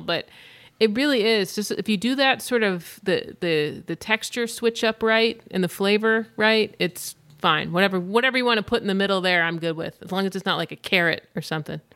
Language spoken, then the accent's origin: English; Grantsburg, Wisconsin, United States; moved away as an adult; also born or lived in Orange County, California / Los Angeles; I am actually from northwestern Wisconsin, and I'm from Grantsburg, Wisconsin. That's where I went to high school.